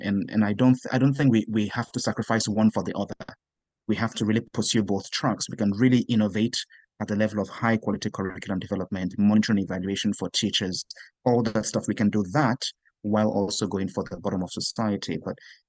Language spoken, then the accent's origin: English; Nigeria; Growing up in Nigeria